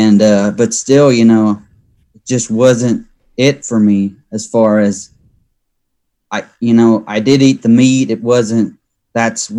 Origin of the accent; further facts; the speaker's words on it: Arkansas, United States; originally from Arkansas. So basically I grew up in Arkansas as a kid